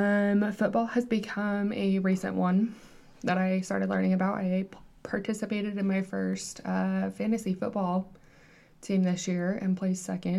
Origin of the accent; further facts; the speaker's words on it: Blackfoot, Idaho, United States; I'm actually from Blackfoot, Idaho.